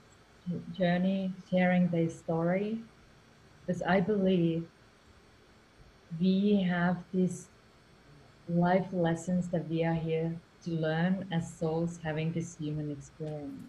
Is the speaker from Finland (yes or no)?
yes; Finland; English is a second language; now in Spain; I'm from Finland originally and now living in Spain